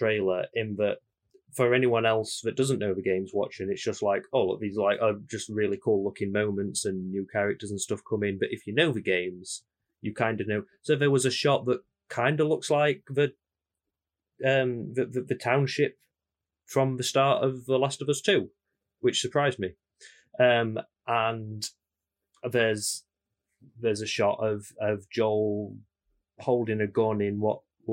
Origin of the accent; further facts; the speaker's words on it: Yorkshire and the Humber, United Kingdom; we're from Yorkshire